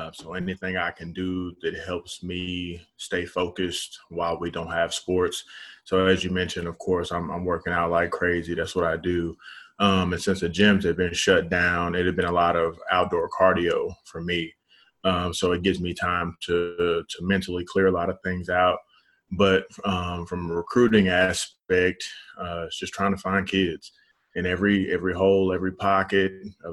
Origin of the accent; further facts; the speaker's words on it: Dallas, Texas, United States; I'm from Dallas, born and raised, went to W.T. White High School in DISD